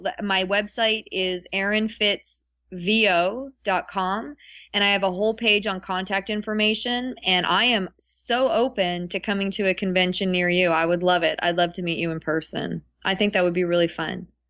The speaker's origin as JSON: {"language": "English", "town": "Ottawa", "region": "Ontario", "country": "Canada", "tie": "born or raised there", "moved": "yes", "lives_now": "California, United States", "said": "I consider Ottawa my hometown"}